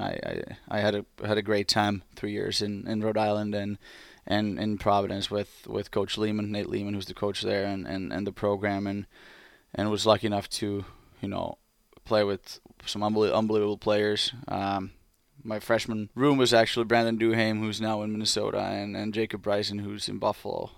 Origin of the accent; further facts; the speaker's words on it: Espoo, Uusimaa, Finland; English is a second language; moved away as an adult; Blues, my hometown team